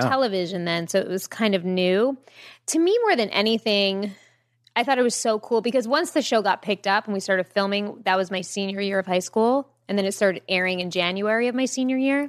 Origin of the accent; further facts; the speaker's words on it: Jericho, New York, United States; I grew up on Long Island